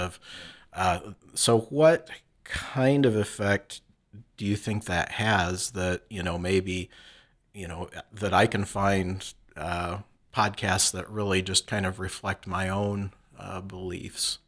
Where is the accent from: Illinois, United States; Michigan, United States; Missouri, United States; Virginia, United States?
Michigan, United States; Flint; I grew up in Flint, Michigan